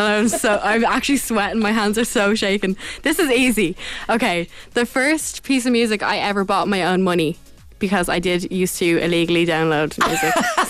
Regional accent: Ireland

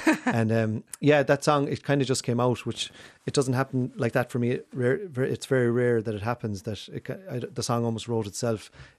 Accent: Inishmore, Connacht, Ireland; So Inishmore, I'm from Inishmore.

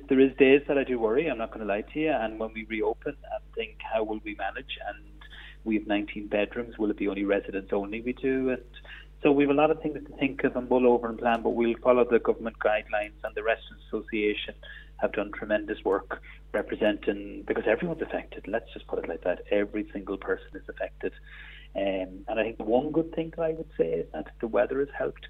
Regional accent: Ireland; we're right on the border, we're 2 minutes from Northern Ireland

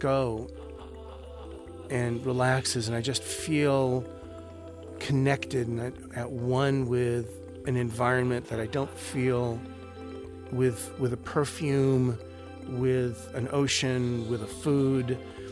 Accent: Santa Monica, California, United States; I grew up just near Santa Monica, California

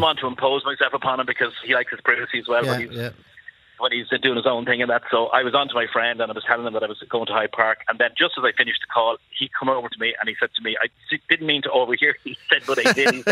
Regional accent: Dublin, Leinster, Ireland; I'm from Dublin

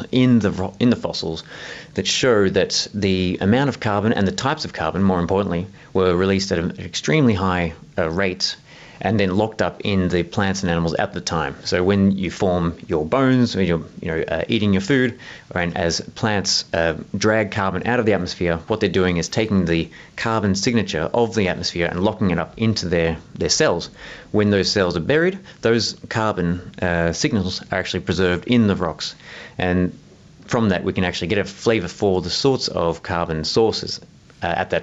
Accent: Southeast Australia, Australia

